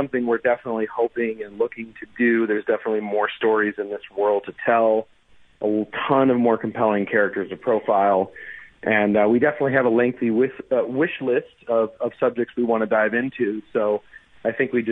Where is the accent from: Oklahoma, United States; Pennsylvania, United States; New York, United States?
New York, United States; New York City; I'm actually from New York City, that's where I live now.